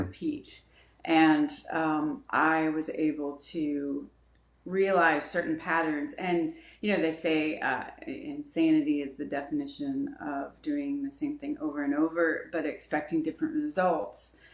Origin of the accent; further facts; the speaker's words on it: Dayton, Ohio, United States; I grew up in uh, Dayton, Ohio.